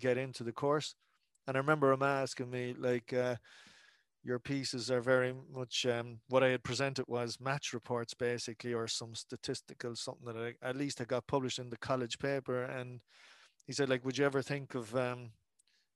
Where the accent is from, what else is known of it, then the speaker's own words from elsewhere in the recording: Cork, Munster, Ireland; growing up in Cork